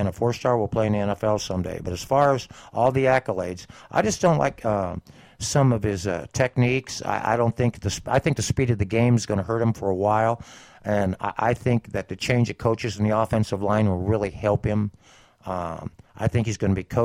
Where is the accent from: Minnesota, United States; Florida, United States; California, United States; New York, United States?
California, United States; San Bernardino; I'm from San Bernardino